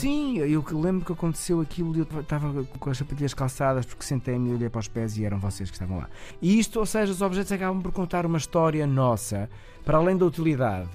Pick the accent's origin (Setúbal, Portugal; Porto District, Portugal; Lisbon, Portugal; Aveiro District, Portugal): Aveiro District, Portugal; Ovar; Eu sou natural de Ovar